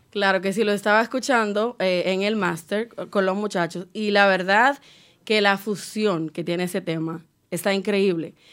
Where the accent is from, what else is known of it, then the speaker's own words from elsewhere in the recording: Cibao, Dominican Republic; Yo soy cibaeña 100%